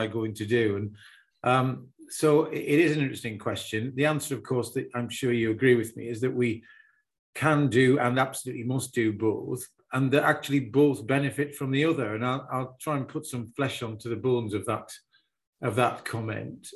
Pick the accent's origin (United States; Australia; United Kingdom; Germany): United Kingdom; the Northeast, North East England; moved away as an adult; also born or lived in Cambridge; born and bred in the Northeast